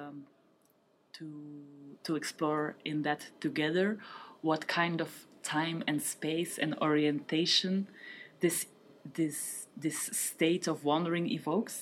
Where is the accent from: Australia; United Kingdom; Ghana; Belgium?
Belgium; Geluwe, Flanders; moved away as an adult; now in Brussels, Belgium; my hometown, let's say, which is Geluwe